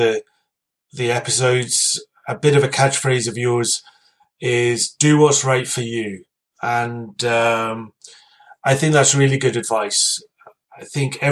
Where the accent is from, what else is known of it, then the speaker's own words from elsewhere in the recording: Scotland, United Kingdom; here from Scotland